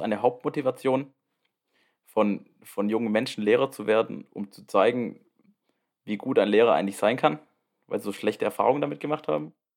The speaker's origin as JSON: {"language": "German", "region": "Baden-Württemberg", "country": "Germany", "said": "ich komme aus Baden-Württemberg"}